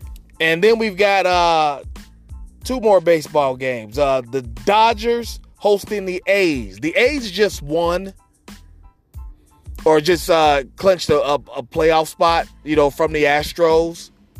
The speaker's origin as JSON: {"language": "English", "town": "Cincinnati", "region": "Ohio", "country": "United States", "tie": "born or raised there", "said": "my hometown Republic of Cincinnati Redlegs"}